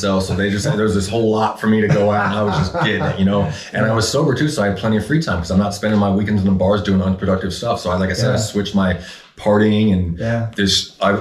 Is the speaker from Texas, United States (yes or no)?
no; Phoenix, Arizona, United States